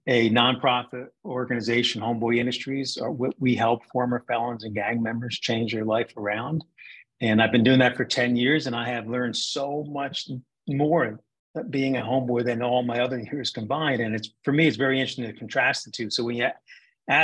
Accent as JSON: {"language": "English", "region": "New Jersey", "country": "United States", "tie": "born or raised there", "said": "I grew up in New Jersey"}